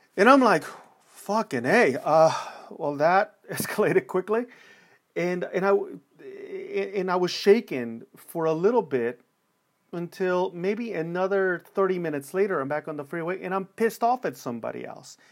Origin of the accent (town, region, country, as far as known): Los Angeles, California, United States; born or raised there